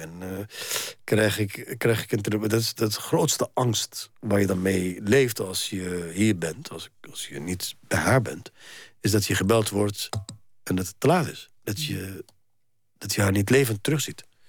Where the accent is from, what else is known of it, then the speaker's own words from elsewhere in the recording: Egypt; now in Netherlands; Ik ben een Egyptenaar en ik ben een Nederlander